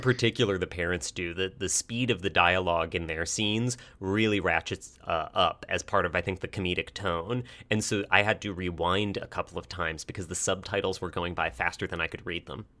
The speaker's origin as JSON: {"language": "English", "country": "United States", "said": "we're an American audience"}